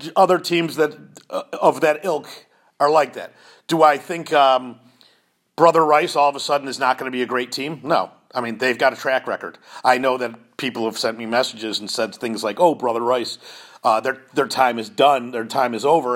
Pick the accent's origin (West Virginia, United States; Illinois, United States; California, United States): Illinois, United States; Chicago; now in Indiana, United States; I'm originally from Chicago